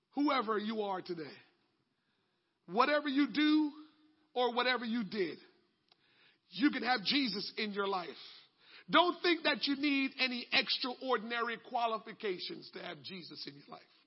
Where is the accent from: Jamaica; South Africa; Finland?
Jamaica; moved away; When I grew up in Jamaica and you want to get baptized, you had to bring your own clothes.